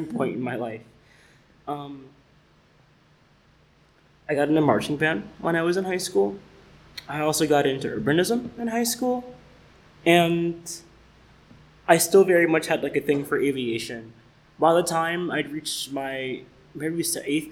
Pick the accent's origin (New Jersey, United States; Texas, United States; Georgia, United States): Georgia, United States; Decatur; moved away as an adult; also born or lived in Atlanta, Georgia; I'm originally from Atlanta, Georgia. I grew up in a suburb of Atlanta called Decatur, even though I was born in the city. I spent the first 18 years of my life there.